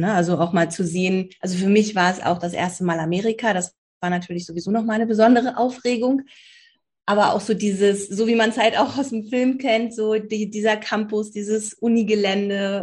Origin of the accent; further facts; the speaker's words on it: Berlin, Germany; Bin äh, auch gebürtige Berlinerin